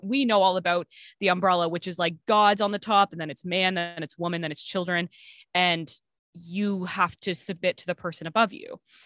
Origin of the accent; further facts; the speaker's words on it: Canada; I'm Canadian